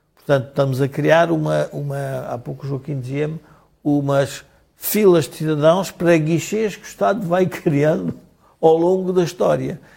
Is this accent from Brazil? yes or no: no; Portugal; como portugueses